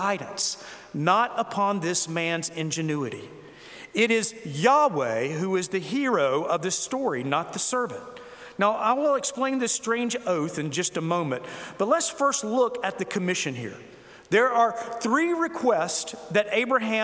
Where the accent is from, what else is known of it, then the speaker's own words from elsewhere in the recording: South Carolina, United States; I was from South Carolina